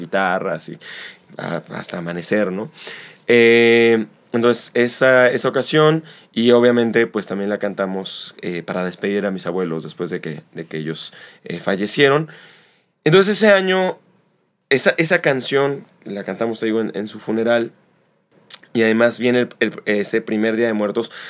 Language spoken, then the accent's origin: Spanish; Xalapa, Veracruz, Mexico; also born or lived in Mexico City; nací en Ciudad de México, me mudo acá a los ocho años y estando aquí en Jalapa